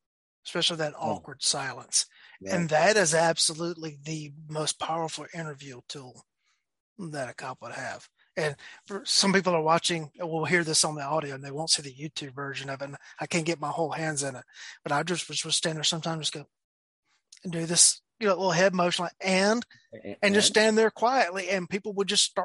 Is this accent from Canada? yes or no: no; near Madison, Georgia, United States; I'm from a little town that is near Madison, Georgia